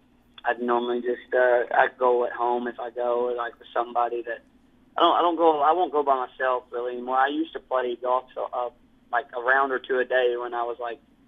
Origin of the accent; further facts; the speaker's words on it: Kentucky, United States; I'm from Kentucky. I'm a little country boy.